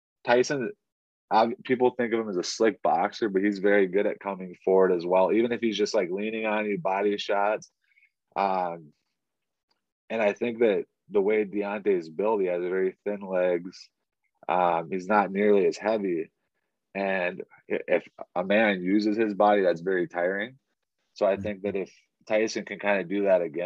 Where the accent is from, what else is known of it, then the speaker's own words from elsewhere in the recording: Pine City, Minnesota, United States; my hometown, I was originally from Minneapolis, but we had moved when I was like 5 years old to Pine City